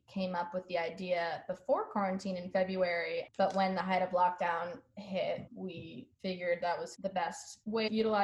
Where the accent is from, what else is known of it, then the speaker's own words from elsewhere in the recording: Washington, District of Columbia, United States; I'm 24, and I'm from Washington, D.C.